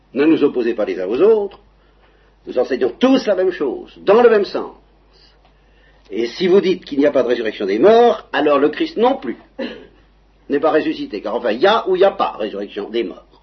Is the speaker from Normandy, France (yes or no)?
yes; Normandy, France; je suis Normand